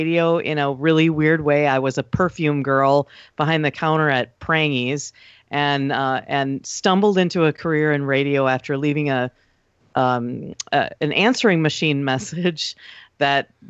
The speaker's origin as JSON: {"language": "English", "town": "Wausau", "region": "Wisconsin", "country": "United States", "tie": "born or raised there", "also_born_or_lived": "Milwaukee / Rhinelander", "said": "Born in Milwaukee, but raised in Wausau. Moved to Rhinelander in high school, late junior year, so I'm actually a hodag. But really, Wausau is my hometown"}